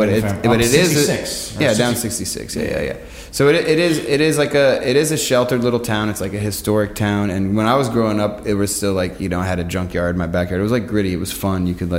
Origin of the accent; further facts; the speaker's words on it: Clifton, Virginia, United States; growing up in Clifton